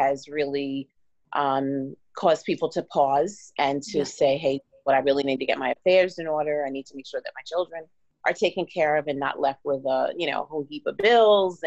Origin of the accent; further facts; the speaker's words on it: New York, United States; moved away as an adult; also born or lived in Washington, District of Columbia, United States; now in Miami, United States; I'm originally from New York.